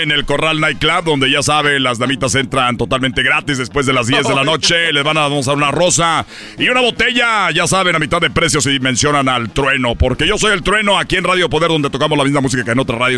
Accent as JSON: {"language": "Spanish", "town": "Culiacán", "region": "Sinaloa", "country": "Mexico", "said": "Somos de Culiacán, Sinaloa."}